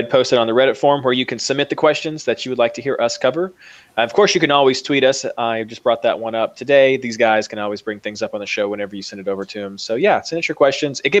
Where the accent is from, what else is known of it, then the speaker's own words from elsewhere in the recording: Kentucky, United States; Uh, I'm from Kentucky, so Derby is just the natural way that I that I lean towards when I when I'm saying that.